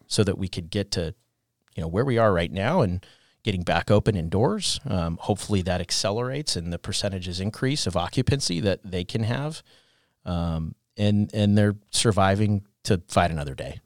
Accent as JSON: {"language": "English", "area": "Orange County", "region": "California", "country": "United States", "tie": "born or raised there", "moved": "as an adult", "lives_now": "San Diego, United States", "said": "I grew up in Orange County"}